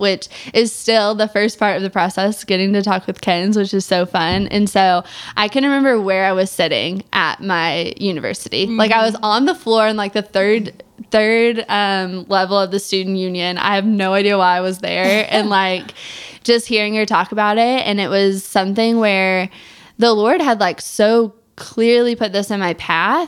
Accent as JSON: {"language": "English", "region": "Missouri", "country": "United States", "said": "I'm from Missouri"}